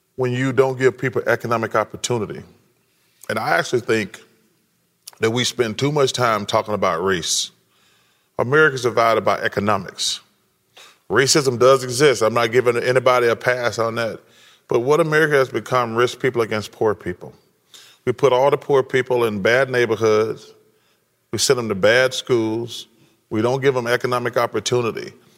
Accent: the South, United States; I'm from the South

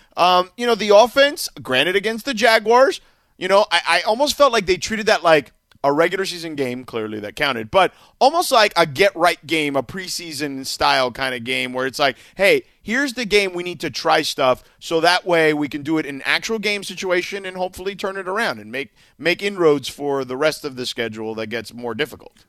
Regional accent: Miami, Florida, United States; now in Los Angeles, United States; a place where I grew up in Miami

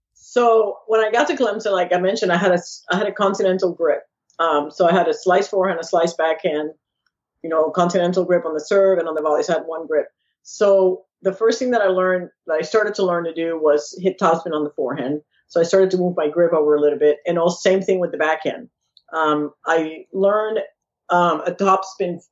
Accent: San Juan, Puerto Rico; now in Florida, United States; I was born in San Juan, Puerto Rico

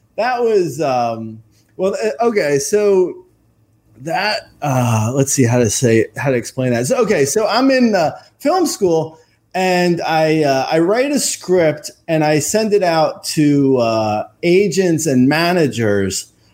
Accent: Union County, New Jersey, United States; I grew up in um, a little uh, county called Union

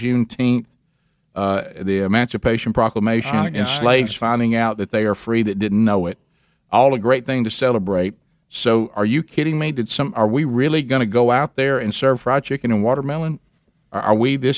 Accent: the South, United States; I'm from the South.

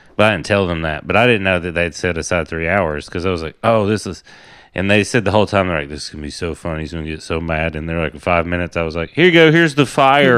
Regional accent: Tennessee, United States; I grew up in Tennessee on a, like, my grandpa's cattle farm was down the street

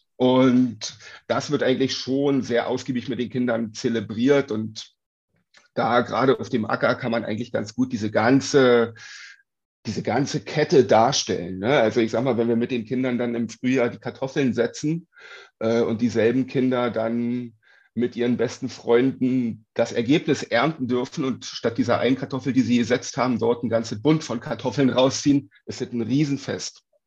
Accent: Uckermark, Brandenburg, Germany; now in Berlin, Germany; komme ursprünglich aus der Uckermark, ähm, habe sehr viel Zeit bei meinen Großeltern auf dem Dorf verbracht

